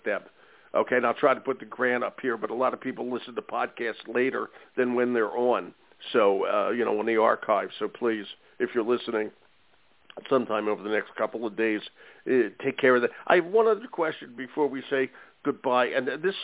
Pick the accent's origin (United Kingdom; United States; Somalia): United States; Philadelphia, Pennsylvania; I'm from Philly, or at the other end of the state